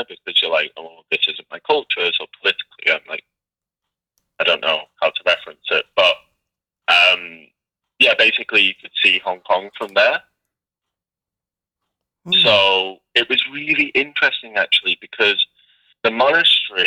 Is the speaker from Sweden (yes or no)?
no; Liverpool, North West England, United Kingdom; I'm from Liverpool, you know, which is a fantastic city.